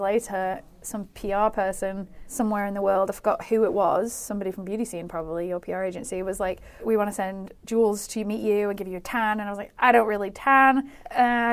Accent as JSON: {"language": "English", "country": "United Kingdom", "tie": "born or raised there", "also_born_or_lived": "London", "moved": "as an adult", "said": "I think I left my hometown when I was 22"}